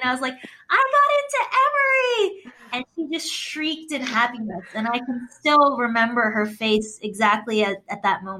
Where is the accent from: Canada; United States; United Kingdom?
Canada; I'm Canadian as well.